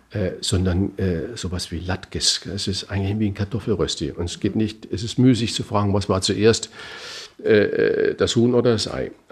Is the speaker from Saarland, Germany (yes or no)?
yes; Saarland, Germany; Ja, äh, also ich komme aus dem Knödelland. Ich bin ja gebürtiger Saarländer